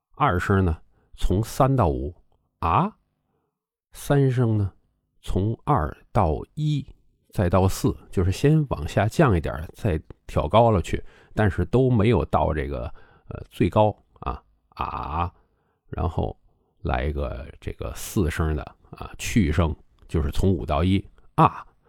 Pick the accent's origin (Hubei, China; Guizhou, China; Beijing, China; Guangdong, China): Beijing, China; 咱们北京人吞音